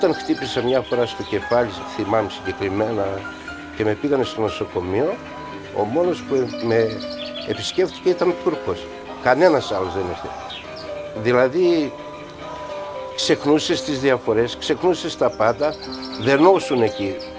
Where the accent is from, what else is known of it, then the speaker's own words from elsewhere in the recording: Palaiopoli, East Macedonia and Thrace, Greece; moved away as an adult; also born or lived in Belgium; τα παιδικά χρόνια μαζί με τους φίλους μου εδώ στην Παλιάπολη